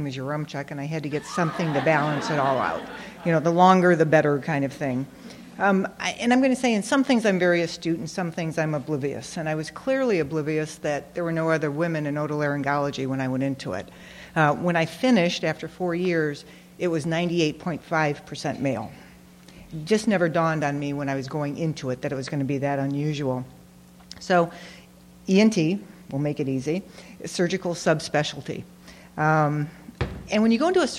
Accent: Detroit, Michigan, United States; I'm from Detroit

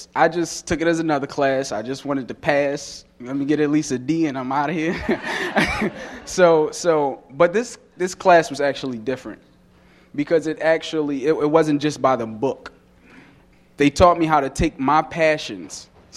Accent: Baltimore, Maryland, United States; I grew up in the heart of Baltimore City, Greenmount Avenue, on a little street called Brentwood off of 24th.

